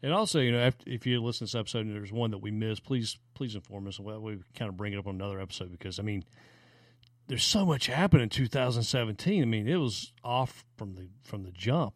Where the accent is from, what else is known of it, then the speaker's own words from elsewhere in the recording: the South, United States; growing up in the South